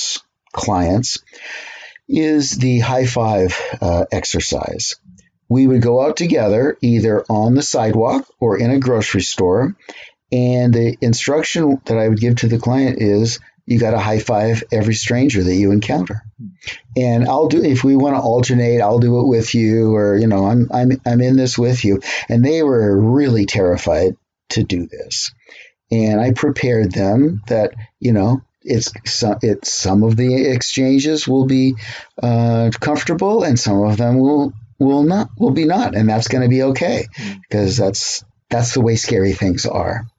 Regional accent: Gig Harbor, Washington, United States; Growing up in Gig Harbor

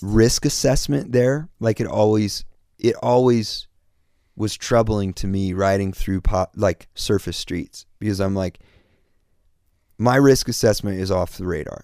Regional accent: Kansas, United States; born or raised there; moved away as an adult; now in Los Angeles, United States

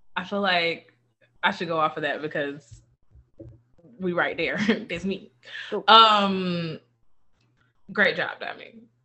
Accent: Thomaston, Georgia, United States; There's a house we grew up in and on Avenue F in Thomaston, Georgia

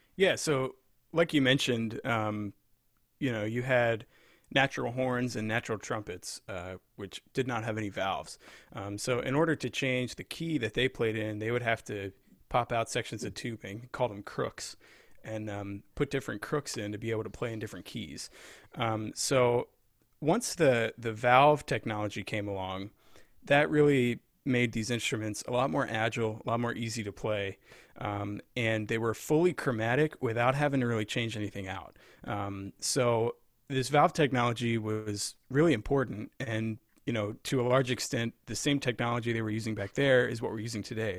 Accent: Lebanon, Pennsylvania, United States; moved away as an adult; also born or lived in Rochester; now in Virginia, United States; I grew up in Pennsylvania

